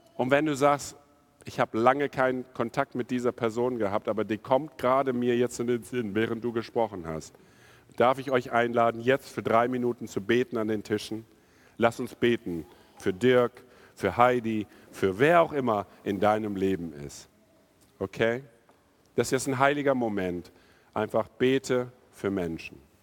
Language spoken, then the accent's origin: German; India; also born or lived in North Rhine-Westphalia, Germany / Tostedt, Germany; now in Germany; ich bin in Indien aufgewachsen